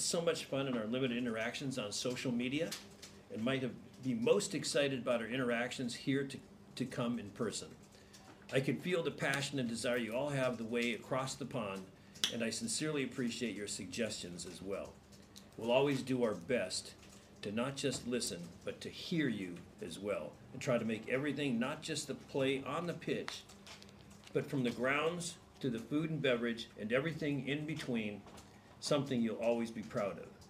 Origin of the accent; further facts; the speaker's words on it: United States; I'm an American